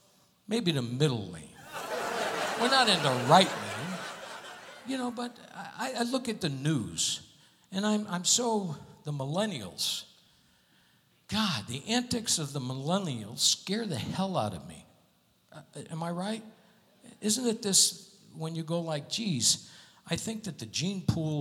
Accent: Connecticut, United States; moved away; I'm from Connecticut.

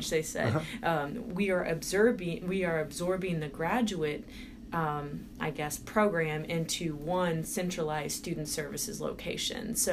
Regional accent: Indiana, United States; also born or lived in Houston, Texas; I was born in Texas, which mm-hmm. is a southern state in mm-hmm. the United States. So I was born there. Um, then I moved up to Indiana

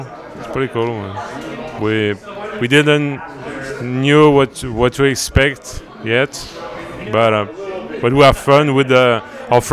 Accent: middle of France, close to Tours, Centre-Val de Loire, France; English is a second language; In France, in the middle of France, between Paris and Bordeaux.

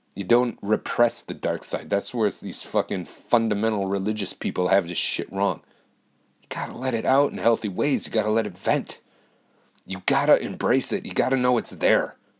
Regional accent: Wisconsin, United States; I moved back to my hometown

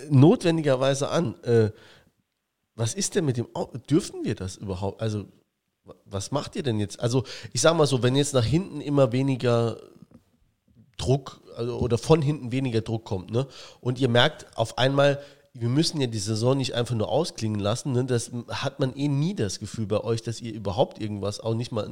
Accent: Saarland, Germany; Saarländer ist man eher Schwarzmaler. Das bin ich auch

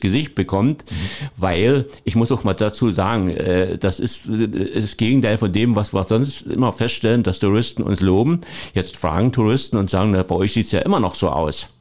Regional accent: Leutersdorf, Saxony, Germany; accent: rolling R; moved away as an adult; also born or lived in Dresden; now in Cottbus, Germany; ich bin kein gebürtiger Cottbusser, das stimmt. Ich komme aus der Oberlausitz und Neugerstau.

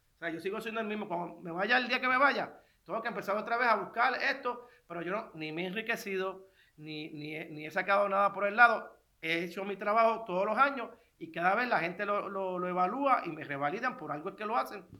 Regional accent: Puerto Rico; soy puertorriqueño, soy ciudadano americano.

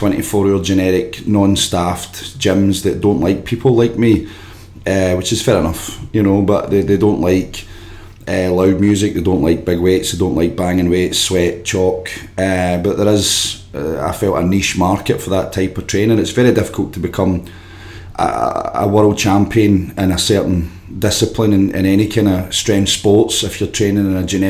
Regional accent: Glasgow, Scotland, United Kingdom; I grew up in Yoker, just in the borders of Clydebank

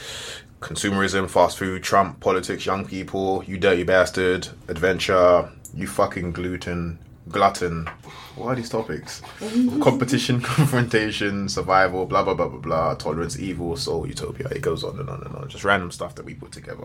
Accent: London, United Kingdom; I'm from North West too

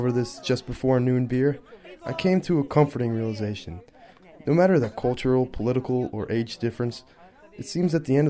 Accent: United States; now in Prague, Czech Republic; As an American foreigner, sitting in the corner of the classroom

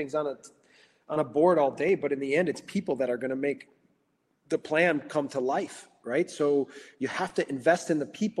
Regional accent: Racine, Wisconsin, United States; now in Salzburg, Austria; I'm from Racine, Wisconsin.

